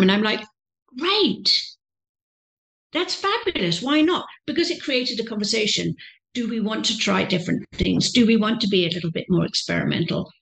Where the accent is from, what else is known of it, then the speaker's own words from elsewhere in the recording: England, United Kingdom; moved away; I'm a British lady, young lady, you know, privately educated